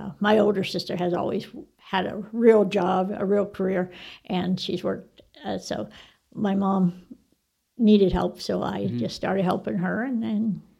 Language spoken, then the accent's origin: English; Texas, United States; I graduated from Tascosa.